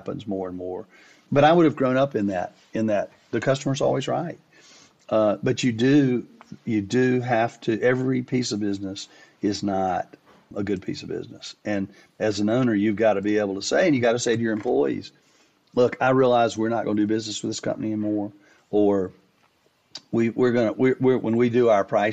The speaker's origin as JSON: {"language": "English", "town": "Winston-Salem", "region": "North Carolina", "country": "United States", "tie": "born or raised there", "said": "I was from Winston-Salem. I grew up in Winston-Salem."}